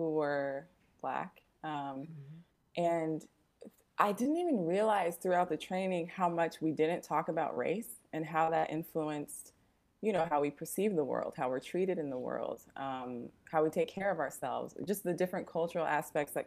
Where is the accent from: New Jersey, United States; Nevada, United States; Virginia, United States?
Nevada, United States; Las Vegas; moved away as an adult; now in Oakland, United States; I'm actually from Las Vegas, but I've been in the Bay since 2013